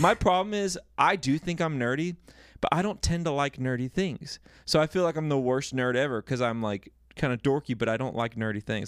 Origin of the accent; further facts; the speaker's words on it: Dallas, Texas, United States; I grew up in Texas